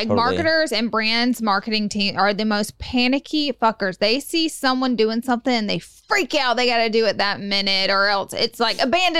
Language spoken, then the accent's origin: English; Alabama, United States; I'm from Alabama.